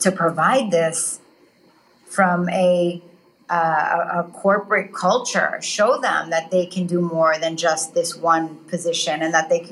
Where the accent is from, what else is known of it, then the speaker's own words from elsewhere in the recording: New York City, New York, United States; moved away as an adult; also born or lived in Dubai; I grew up in Queens in New York